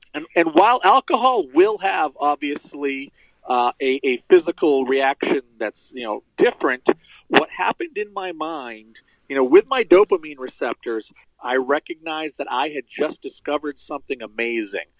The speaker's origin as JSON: {"language": "English", "region": "Central Maine", "country": "United States", "tie": "born or raised there", "said": "I was uh, born and raised in uh, Central Maine. Still live here."}